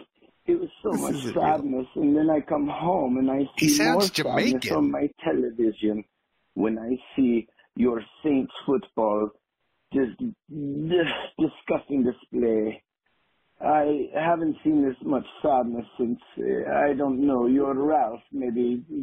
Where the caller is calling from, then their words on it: Munich, Bavaria, Germany; I'm calling from Munich.